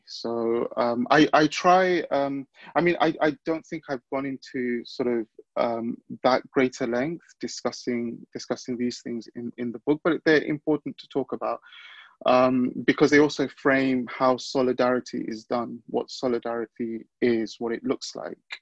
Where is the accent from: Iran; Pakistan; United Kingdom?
United Kingdom; London; growing up in London, uh, boys of my background and the neighborhood I was growing up